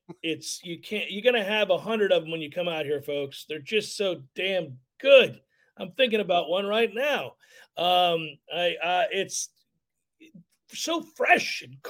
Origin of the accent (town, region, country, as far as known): Tallahassee, Florida, United States